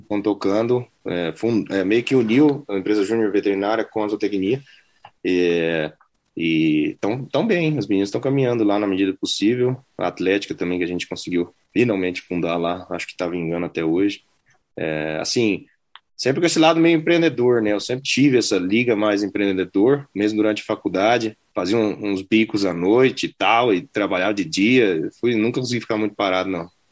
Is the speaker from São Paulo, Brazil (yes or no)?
no; Campo Grande, Mato Grosso do Sul, Brazil; moved away as an adult; also born or lived in Nebraska; now in United States; sou de Campo Grande, Mato Grosso do Sul